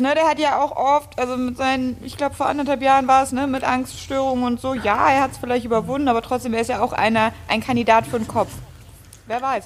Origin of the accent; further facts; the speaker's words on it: Cologne, North Rhine-Westphalia, Germany; ich bin ja Rheinländerin, ich komme aus Köln und wir sind extremst heimatverbunden